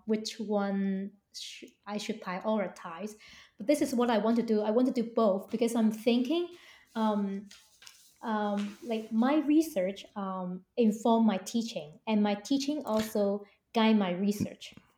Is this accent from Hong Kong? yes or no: yes; Hong Kong; I was born and raised in Hong Kong, and we Hong Kong people